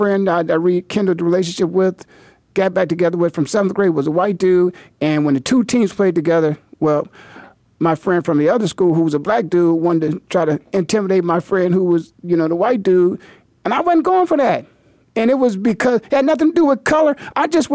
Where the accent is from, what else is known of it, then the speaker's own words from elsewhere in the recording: Canton, Ohio, United States; there were four schools in my hometown, Canton, Ohio